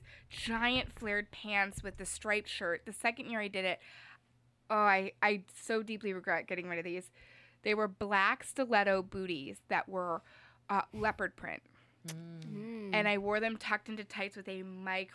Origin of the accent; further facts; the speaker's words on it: Clinton Township, Michigan, United States; I grew up in Clinton Township.